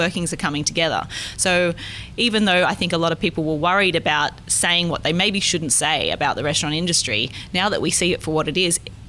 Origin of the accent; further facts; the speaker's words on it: Australia; as an Australian perspective